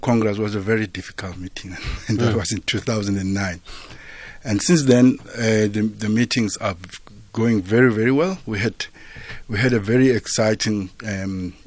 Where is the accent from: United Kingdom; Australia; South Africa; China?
South Africa; Mbombela, Mpumalanga; I come from Mpumalanga, yes. From the Mbombela area. That's where I was born and grew up.